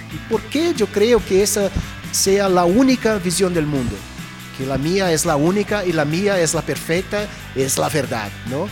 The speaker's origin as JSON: {"language": "Spanish", "country": "Brazil", "tie": "born or raised there", "said": "yo crecí en Brasil en los 70, Yo fui a escuela en los 70"}